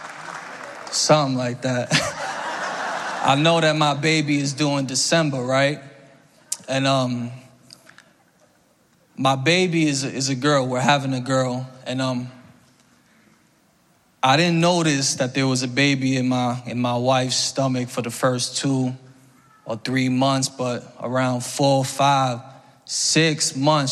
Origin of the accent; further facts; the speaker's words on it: New York City, New York, United States; I'm from the Bronx